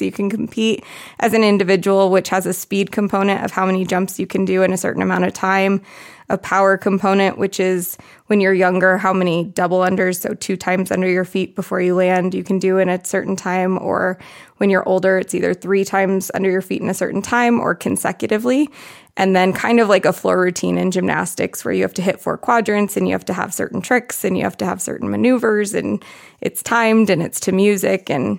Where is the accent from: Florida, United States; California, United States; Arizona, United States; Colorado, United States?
Arizona, United States; I'm from Arizona.